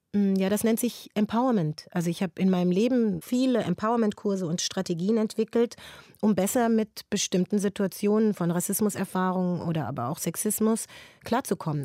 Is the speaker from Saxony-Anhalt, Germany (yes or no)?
no; Frankfurt am Main, Hesse, Germany; Das ist meine Heimatstadt